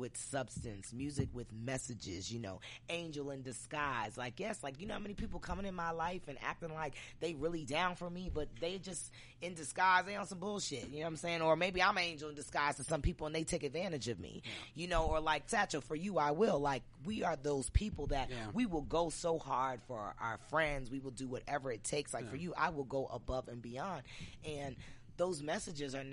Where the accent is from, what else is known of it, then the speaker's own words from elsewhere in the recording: New Jersey, United States; I grew up in Jersey